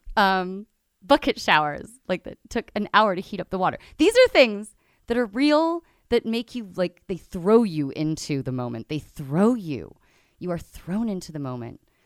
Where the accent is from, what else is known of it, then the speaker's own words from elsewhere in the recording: London, United Kingdom; moved away; I'm from London originally